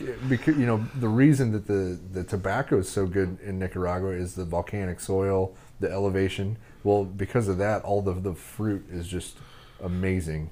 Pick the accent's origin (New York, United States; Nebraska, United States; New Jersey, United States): Nebraska, United States; I'm from Nebraska.